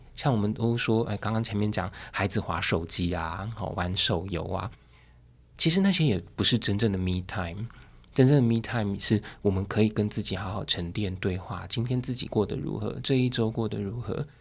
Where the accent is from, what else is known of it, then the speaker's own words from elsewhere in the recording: Taoyuan, Taiwan; 我当年要考高中那时候， 成绩不算太好，大概我就是桃园的第三志愿这样。然后那时候我父母亲允许我去画画